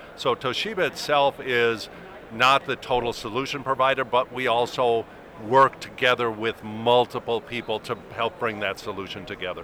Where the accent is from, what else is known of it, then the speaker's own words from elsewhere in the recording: Arizona, United States; I'm from Arizona